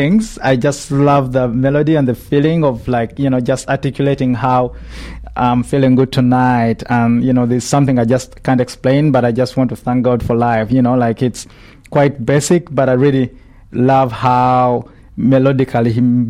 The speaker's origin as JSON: {"language": "English", "town": "Kampala", "region": "Central Region", "country": "Uganda", "said": "I'm from Kampala"}